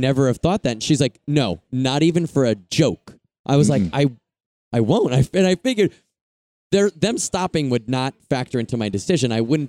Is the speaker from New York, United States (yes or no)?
yes; Long Island, New York, United States; Okay, New York.